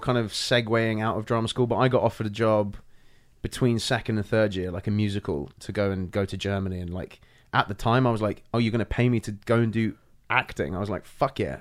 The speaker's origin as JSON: {"language": "English", "region": "London", "country": "United Kingdom", "tie": "born or raised there", "also_born_or_lived": "Ireland / Brixton", "moved": "as an adult", "lives_now": "United States", "said": "I was born in Ireland, grew up in Northwest London"}